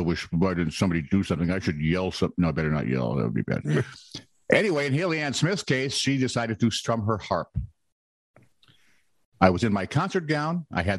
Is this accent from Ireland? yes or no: yes; Ireland; I'm an Irishman. I could have done the voice for him.